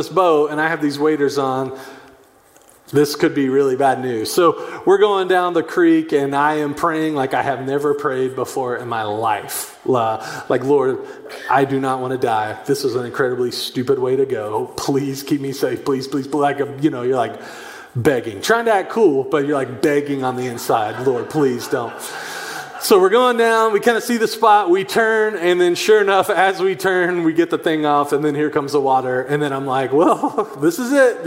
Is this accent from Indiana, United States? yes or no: no; Chattanooga, Tennessee, United States; I grew up in Chattanooga, Tennessee